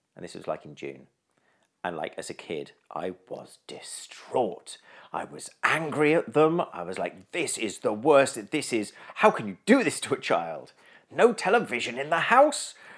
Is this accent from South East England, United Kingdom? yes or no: yes; East Sussex, South East England, United Kingdom; I grew up in East Sussex